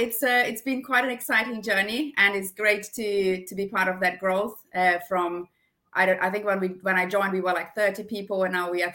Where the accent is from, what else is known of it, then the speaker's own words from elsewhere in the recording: Brazil; accent: German; English is a second language; now in United Kingdom; So when I moved from Brazil to the UK, I was looking into you know, going into a new career